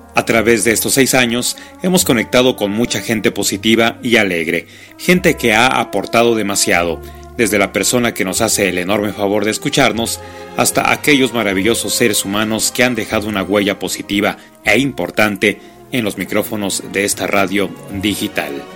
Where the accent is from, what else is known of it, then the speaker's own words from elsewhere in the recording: Chile; cantautor chileno